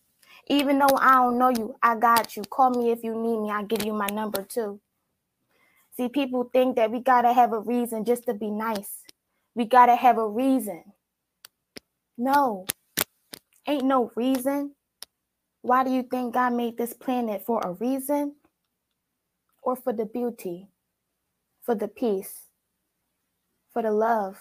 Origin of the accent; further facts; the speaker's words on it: Philadelphia, Pennsylvania, United States; now in Texas, United States; I'm from Philadelphia. But when I first moved to Texas